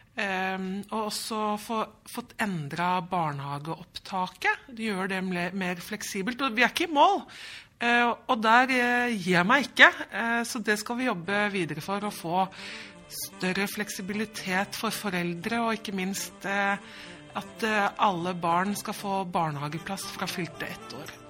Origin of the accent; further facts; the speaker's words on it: Drammen, Buskerud, Norway; moved away as an adult; now in Stavanger, Norway; Jeg er jo født og oppvokst i Drammen